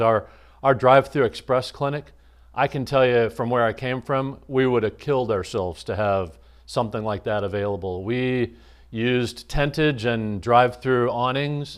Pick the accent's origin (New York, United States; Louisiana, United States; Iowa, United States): Iowa, United States; moved away as an adult; also born or lived in Minnesota; now in Quincy, United States; I grew up in the Midwest in Iowa and Minnesota